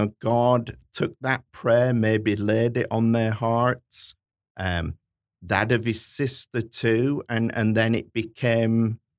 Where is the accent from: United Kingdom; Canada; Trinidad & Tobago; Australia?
United Kingdom; Hull, Yorkshire and the Humber; which is my hometown